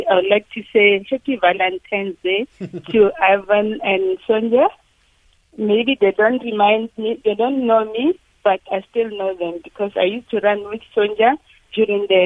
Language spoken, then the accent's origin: English; South Africa